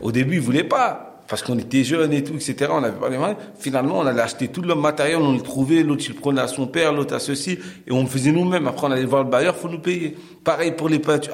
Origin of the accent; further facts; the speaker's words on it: Cergy, Île-de-France, France; Moi, je viens de la ville de Sergy, dans un quartier qui s'appelle la Croix-Petit, mmh. où j'ai grandi